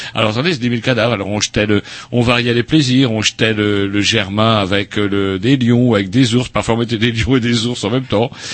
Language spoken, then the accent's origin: French; Rennes, Brittany, France; on vient de Rennes